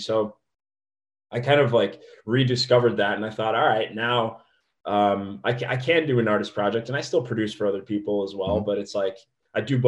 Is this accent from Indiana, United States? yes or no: yes; Indiana, United States; moved away as an adult; also born or lived in Dayton, Ohio; now in Los Angeles, United States; I'm from Indiana.